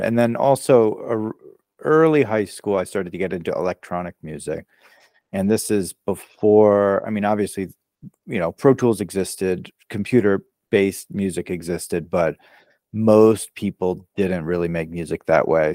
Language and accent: English; Maryland, United States; moved away as an adult; also born or lived in Brooklyn, New York; now in Los Angeles, United States; I was born in Maryland, uh, so sort of near D C, so on the east coast of the U S, and, um, I spent the first, you know, about eighteen years of my life there